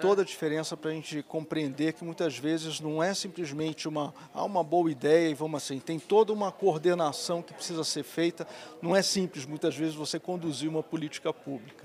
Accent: Rio de Janeiro, Brazil; accent: carioca; moved away; also born or lived in Viçosa / Piracicaba; eu sou carioca, né? O uhum. sotaque não nega

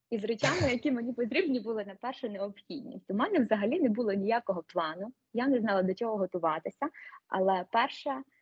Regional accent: Uzhhorod, Zakarpattia Oblast, Ukraine; moved away as an adult; now in Budapest, Hungary; я з Закарпаття, з Ужгорода.

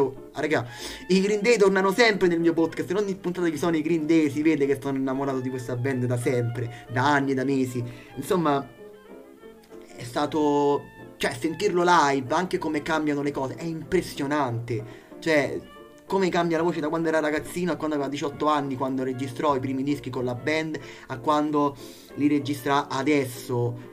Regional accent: Italy; dall'Italia, il paese che io amo, il mio paese

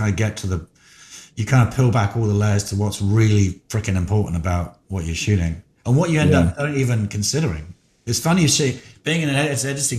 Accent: England, United Kingdom; moved away; I'm from England

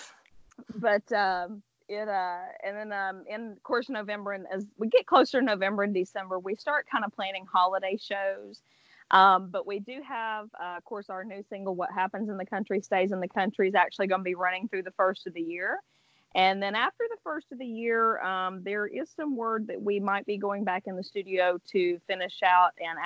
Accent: near Montgomery, Alabama, United States; here in Montgomery, close to my hometown

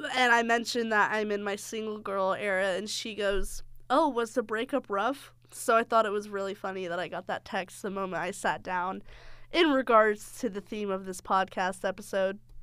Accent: the South, United States; I'm from the South

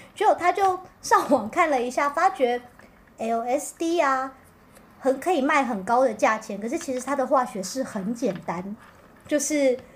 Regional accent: Pingtung County, Taiwan; 我是屏东人，我也屏东真光

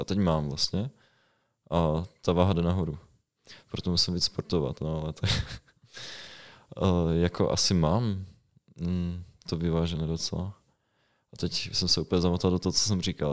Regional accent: Ostrava, Moravian-Silesian Region, Czechia; moved away; jsem z Ostravy původně

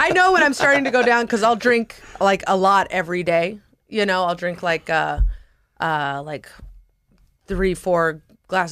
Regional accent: San Francisco, California, United States; San Francisco. Bay Area

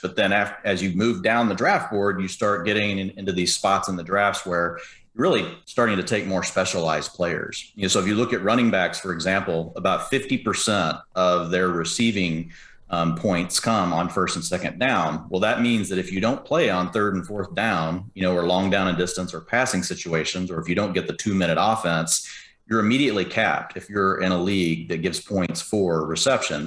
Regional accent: Dallas, Texas, United States; I'm from Dallas

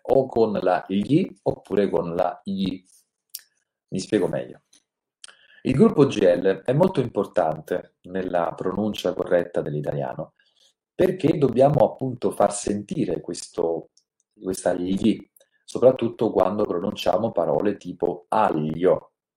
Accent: Naples, Campania, Italy; io sono napoletano

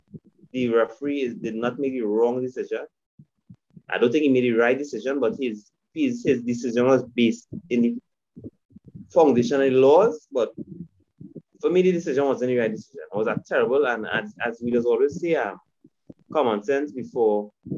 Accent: Trinidad & Tobago; As a Trinidadian

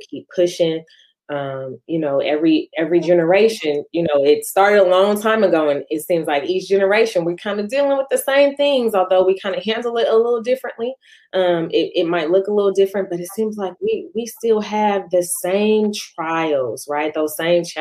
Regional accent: San Francisco, California, United States; the city by the bay. That's my hometown where it all goes down

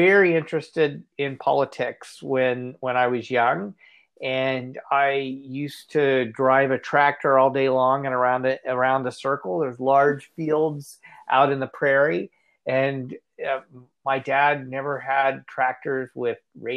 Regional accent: rural western Kansas, United States; moved away as an adult; also born or lived in Indiana / Ontario, Canada; now in Toronto, Canada; I grew up in Kansas on a farm, so I'm a farm kid from rural western Kansas

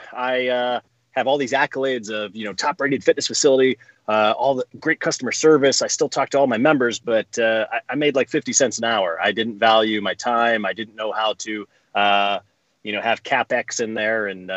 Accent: Columbus, Ohio, United States; I'm 35. I grew up in Columbus, Ohio

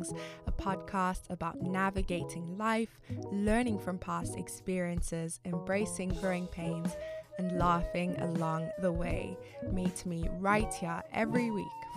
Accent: Zimbabwe; my home country, Zimbabwe

